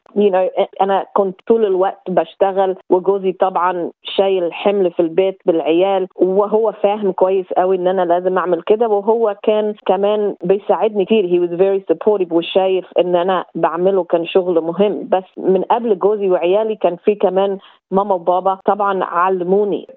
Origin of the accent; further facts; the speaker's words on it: Egypt; now in Australia; من مواليد أو أصل مصري